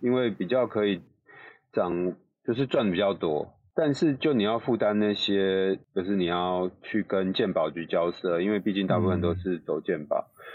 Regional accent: Taipei, Taiwan; 我本来是台北人嘛，所以就是会嗯。住家里

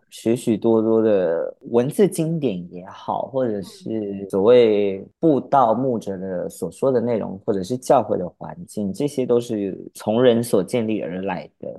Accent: Pingtung County, Taiwan; also born or lived in Kaohsiung, Taiwan; 然后到了屏东，学校跟家里面只有斜对角的距离

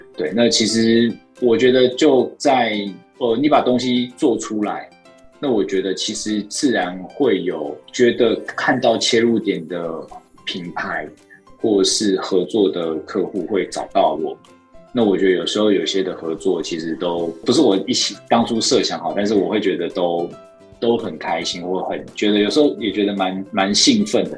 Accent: Taiwan; 因为我自己就在台湾生活长大，然后我也没有什么出国读书的经验

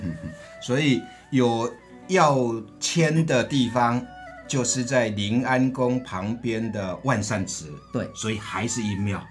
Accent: Changhua County, Taiwan; moved away; 我的老家在彰化

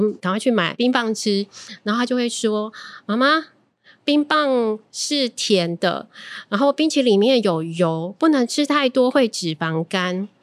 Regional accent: Tainan, Taiwan; 我们台南人

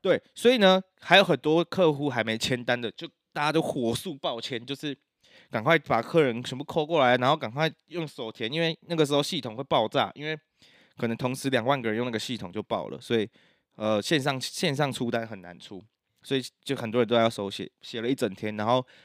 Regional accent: Taiwan; 就我们台湾人就自己骂爆

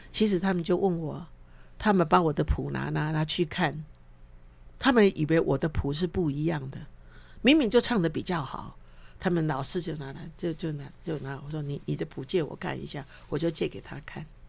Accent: Yilan County, Taiwan; accent: Taiwanese Mandarin; also born or lived in Luodong; 是在那个太平山的乡公所里面的这个人事管理员，所以我都全部小时候我就跟原住民就住在一个村落哦

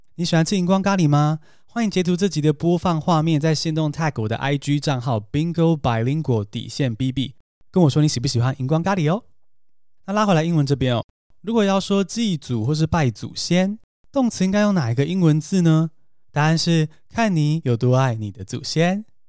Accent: Taiwan; 像我们这样从小在台湾长大的人

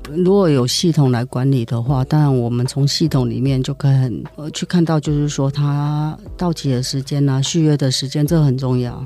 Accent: Zhunan, Miaoli County, Taiwan; 等于说我的家乡也是在苗栗竹南

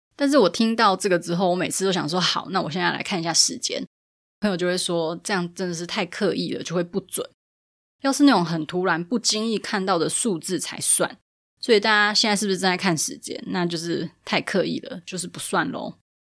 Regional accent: Taipei, Taiwan; 因为我是台北人

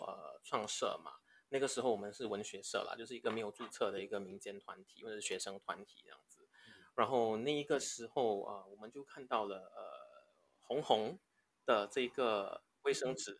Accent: Singapore

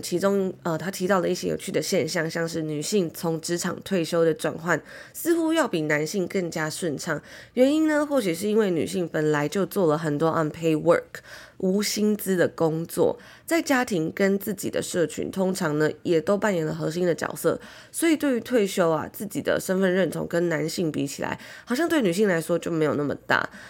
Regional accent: Taiwan; moved away as an adult; 小时候住在台湾 从小生活求学的那种感觉

